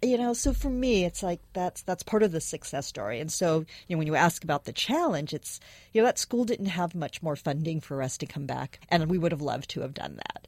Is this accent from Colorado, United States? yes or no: no; San Francisco, California, United States; I was born and raised is in San Francisco.